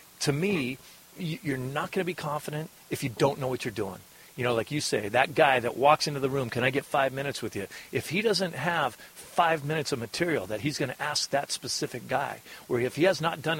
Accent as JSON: {"language": "English", "town": "Eugene", "region": "Oregon", "country": "United States", "tie": "born or raised there", "also_born_or_lived": "Tacoma, Washington / Seattle, Washington / Portland, Oregon / Pendleton, Oregon", "moved": "as an adult", "lives_now": "Hermosa Beach, United States", "said": "moved to Eugene, and that's where I basically tell everybody I'm from. I'm from Eugene, okay. Oregon, and I lived there for the next 19 years of my life."}